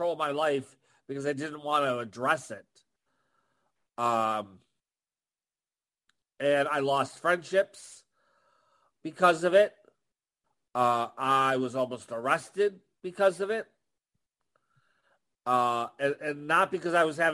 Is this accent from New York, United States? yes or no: yes; Buffalo, New York, United States; I'm from Buffalo